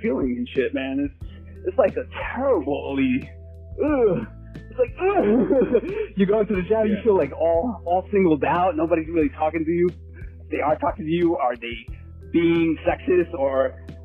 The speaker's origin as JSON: {"language": "English", "town": "New York City", "region": "New York", "country": "United States", "tie": "born or raised there", "said": "growing up in New York City"}